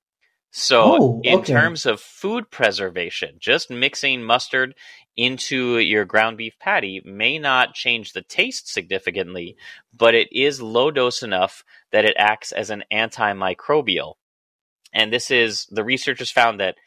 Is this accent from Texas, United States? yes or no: no; Chicago, Illinois, United States; I am from Chicago